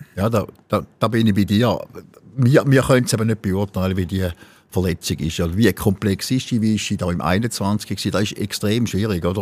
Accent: Thurgau, Switzerland; von unserem Schwingerverband Bodenserie, wo ich ja schon, wo ich auch groß geworden bin

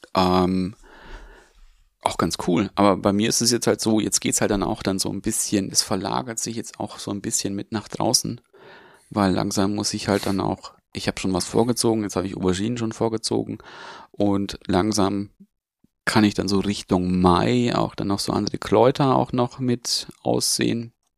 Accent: Augsburg, Bavaria, Germany; Bei uns in Augsburg

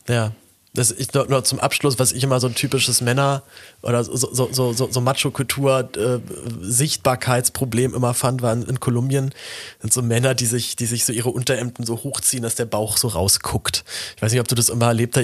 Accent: Berlin, Germany; ich halt dann als Berliner

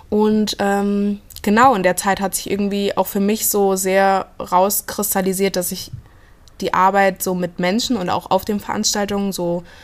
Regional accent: Blankenau, Hesse, Germany; also born or lived in Fulda; genau, geboren bin ich in Fulda, aber aufgewachsen. Ähm in Blankenau. Also das ist, äh, in, liegt in der Gemeinde Hosenfeld, das ist so 18 Kilometer von hier entfernt.

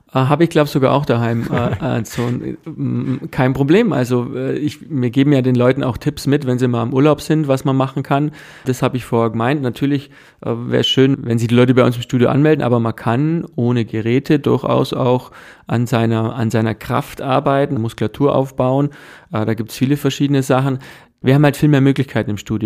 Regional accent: Germany; bei uns in Deutschland

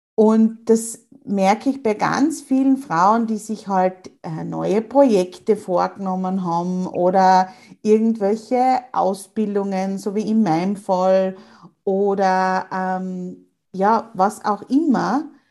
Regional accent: Austria; bei uns in Österreich

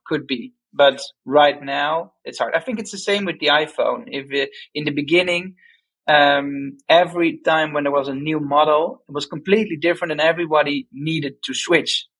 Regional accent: Amsterdam, North Holland, Netherlands; being Dutch, we're from Am Amsterdam originally

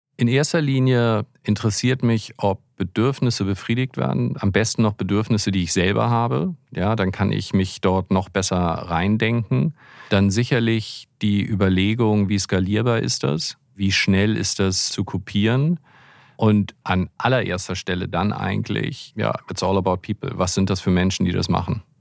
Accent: Hamburg, Germany; ich bin ja Hamburger

